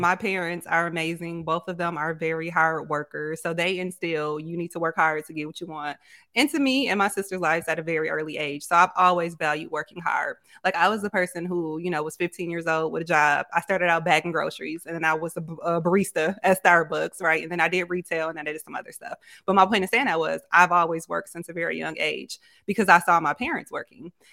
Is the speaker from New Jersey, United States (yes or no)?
no; Grand Rapids, Michigan, United States; moved away as an adult; now in Houston, United States; I'm originally from Grand Rapids, but I've been in Houston, Texas for the last two years